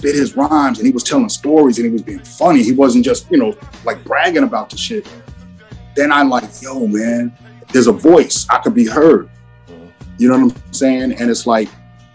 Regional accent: Long Island, New York, United States; also born or lived in Wyandanch; I grew up on Long Island

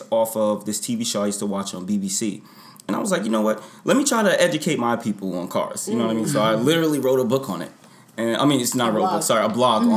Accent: New York, United States; moved away; I'm originally from New York, so feels good to be home

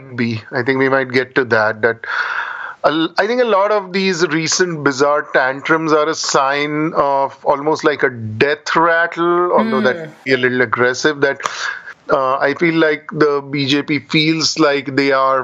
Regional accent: Pune, Maharashtra, India; moved away as an adult; now in United States; I grew up in Pune, a reasonably big city in India

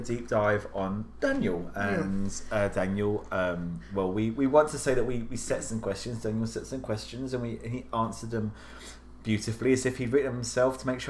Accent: Croydon, London, United Kingdom; moved away as an adult; now in United States; I am from a place in South London called Croydon. Famously, … trained there, and Crystal Palace is our local soccer team

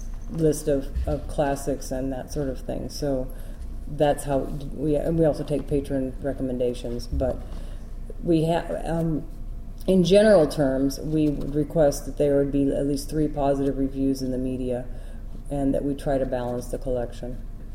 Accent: Iowa, United States; I came from Iowa, and in Iowa we would do that for people because we had a cadre of volunteers who would do it

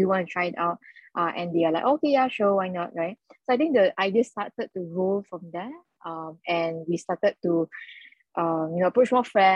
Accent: Malacca, Malaysia; I'm from Malacca, the state of Malacca

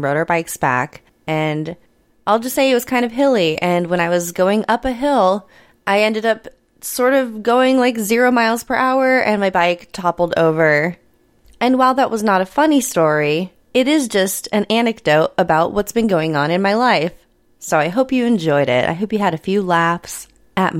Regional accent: Midwest, United States; I grew up in the Midwest where we have party peanuts

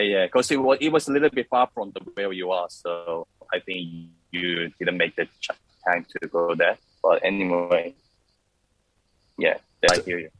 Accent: Busan, South Korea; moved away as an adult; also born or lived in Melbourne, Australia; I was born in Busan. It's a second city of South Korea

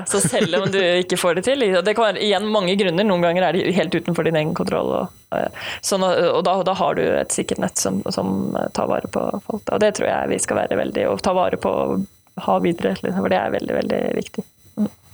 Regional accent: Sandefjord, Vestfold, Norway; moved away as an adult; now in Bergen, Norway; jeg kommer fra Sandefjord, men flyttet til Bergen eh, og begynte å studere samfunnsøkonomi på Universitetet i Bergen

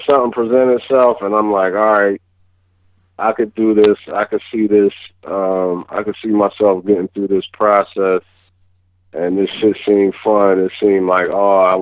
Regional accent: Philadelphia, Pennsylvania, United States; moved away as an adult; also born or lived in Los Angeles / Germany; now in near New York, United States; I'm from Philly. I live right outside of New York now

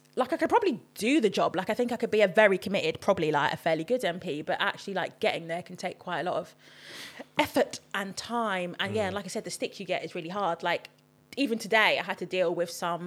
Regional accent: London, United Kingdom; also born or lived in Birmingham; born and bred in Camden, then I went to uni in Birmingham

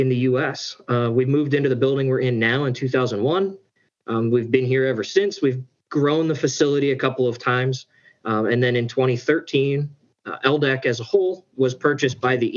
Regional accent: Mars, Pennsylvania, United States; I grew up in Western Pennsylvania, just north of Pittsburgh.

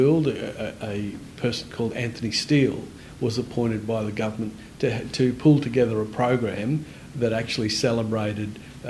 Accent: Innisfail, Queensland, Australia; moved away; also born or lived in Darwin; And I was born in Innisfail. That's just a bit south of Cairns.

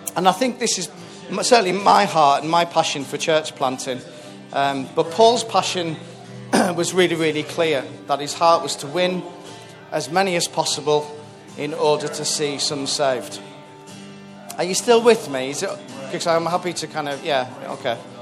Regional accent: Whitehaven, North West England, United Kingdom; moved away; I'm from a place called Whitehaven, which is right up on the northwest coast of, um, of Cumbria. Uh, I was born there, raised there

